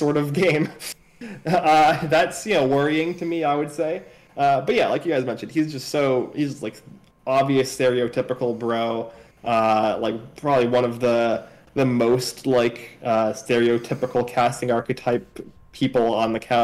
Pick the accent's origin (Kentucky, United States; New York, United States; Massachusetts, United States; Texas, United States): Massachusetts, United States; Cambridge